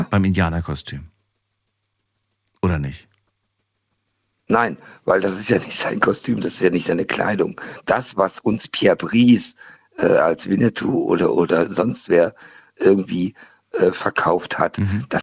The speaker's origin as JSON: {"language": "German", "town": "Hannover", "region": "Lower Saxony", "country": "Germany", "lives_now": "Mannheim, Germany", "said": "Äh, ich komme aus Hannover, dafür kann ich nichts."}